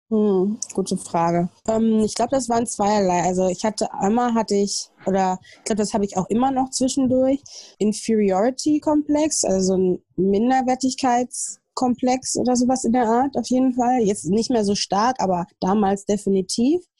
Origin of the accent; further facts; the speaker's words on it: Ruhr area, North Rhine-Westphalia, Germany; moved away as an adult; also born or lived in Essen / Ghana / New York; now in Berlin, Germany; ich bin also eine Pottpflanze, ich komme aus dem Ruhrpott